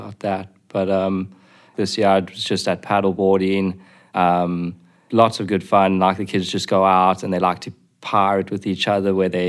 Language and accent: English; Johannesburg, Gauteng, South Africa; moved away as an adult; also born or lived in Delaware; I'm from Johannesburg, South Africa